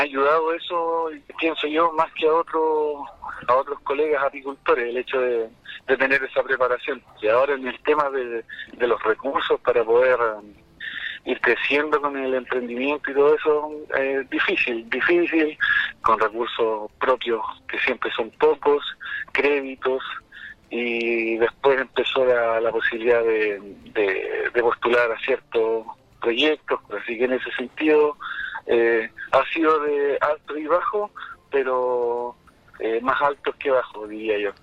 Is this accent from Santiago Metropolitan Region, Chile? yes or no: no; La Colonia, Illapel commune, Coquimbo, Chile; soy de la colonia